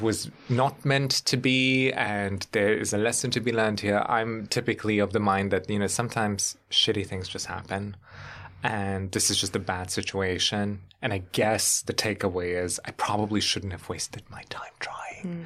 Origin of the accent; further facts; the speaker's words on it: Germany; now in United States; if you grow up on continental Europe